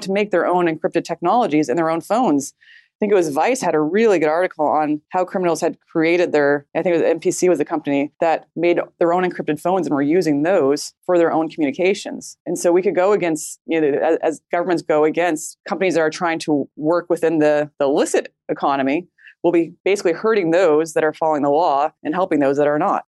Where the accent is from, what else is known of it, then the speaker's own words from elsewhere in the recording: United States; we as a American population